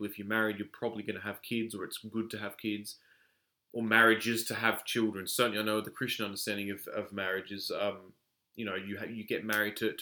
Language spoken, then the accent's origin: English; Australia; a man born and raised in Australia